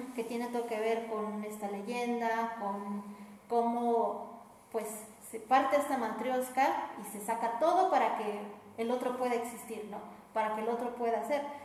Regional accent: Mexico; Aquí en nuestra cultura como mexicanos nos han educado

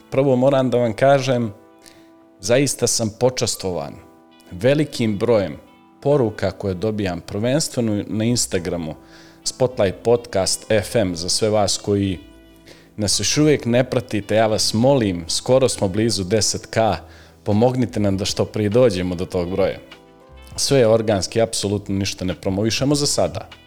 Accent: Nikšić, Nikšić Municipality, Montenegro; ja sam rođen u Nikšiću, u Crnoj Gori naravno, tamo sam završio osnovnu školu Luka Simonović

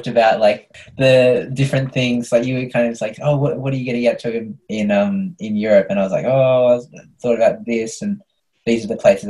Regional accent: Tasmania, Australia; I was born in Tasmania, so I don't speak Chinese.

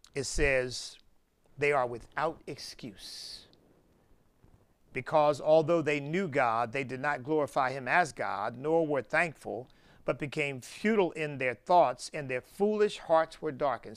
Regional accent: United States; I'm not ashamed of being American

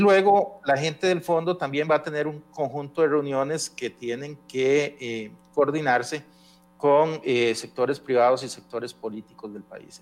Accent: Costa Rica; yo como costarricense

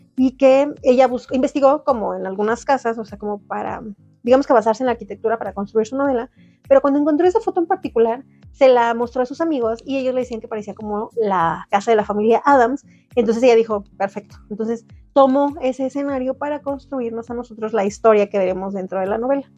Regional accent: Mexico

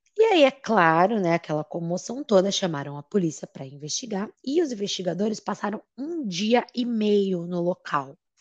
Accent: Brazil; nós somos brasileiros

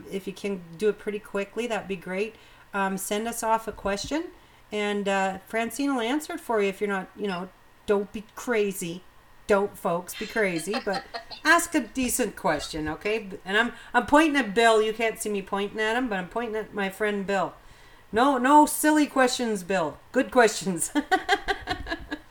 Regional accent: New Brunswick, Canada; I am from New Brunswick

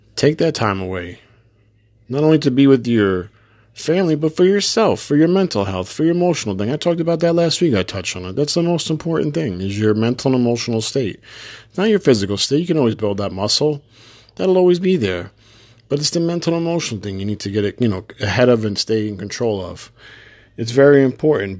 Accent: New Jersey, United States; I'm from New Jersey

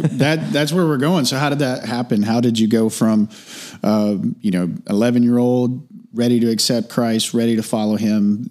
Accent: Texas, United States; being from Texas

